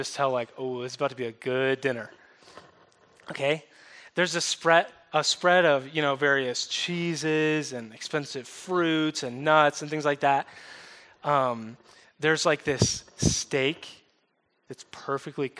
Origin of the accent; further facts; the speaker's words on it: upstate New York, United States; moved away; also born or lived in the South (US); moved to upstate New York when I was 2, so I'm kind of a New York kid. We moved from the South